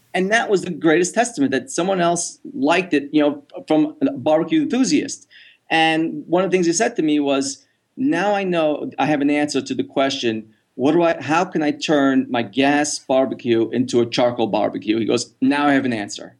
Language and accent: English; New York, United States; moved away; I was from New York